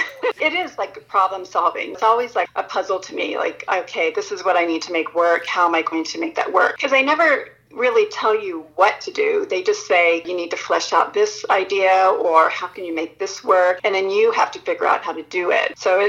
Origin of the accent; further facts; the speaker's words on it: Japan; also born or lived in United States; I grew up partly in Japan, and I had ideas of the many festivals I attended there, which I had no recollection of what I was celebrating, and then fairs that I attended in America.